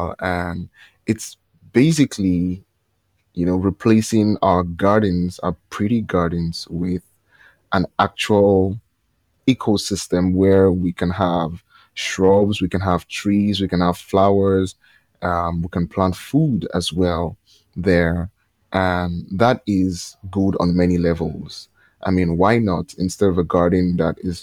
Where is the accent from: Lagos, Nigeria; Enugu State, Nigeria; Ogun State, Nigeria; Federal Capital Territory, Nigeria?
Lagos, Nigeria; I'm from Nigeria